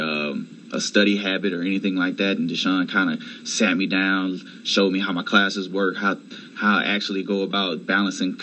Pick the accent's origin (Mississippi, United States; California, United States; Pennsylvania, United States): Mississippi, United States; Meridian; moved away as an adult; also born or lived in Atlanta, Georgia / North Carolina; I'm a dual degree biomedical engineering student from Morehouse College, now at A&T, originally from Meridian, Mississippi